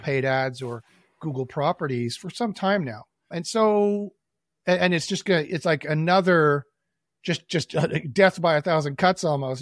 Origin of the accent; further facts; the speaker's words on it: Winnipeg, Manitoba, Canada; also born or lived in Toronto; I was born and raised in Winnipeg